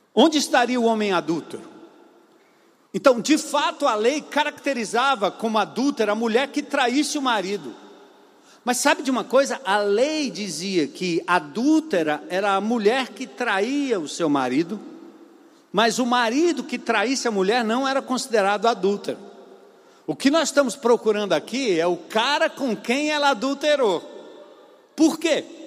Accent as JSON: {"language": "Portuguese", "country": "Brazil"}